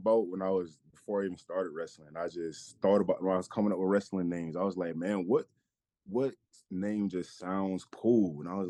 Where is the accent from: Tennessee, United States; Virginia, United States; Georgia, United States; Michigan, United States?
Georgia, United States; Atlanta; moved away as an adult; also born or lived in New York; now in Los Angeles, United States; I'm from New York, raised in Atlanta.